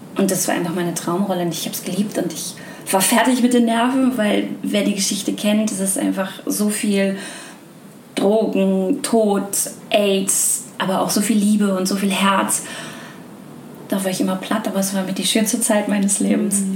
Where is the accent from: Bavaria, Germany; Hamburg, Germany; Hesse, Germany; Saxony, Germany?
Hamburg, Germany; ich bin eine gebürtige Hamburgerin